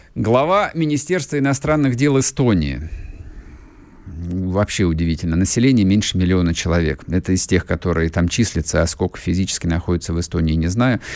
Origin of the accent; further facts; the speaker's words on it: Russia; У нас на родине все в этом смысле нормально.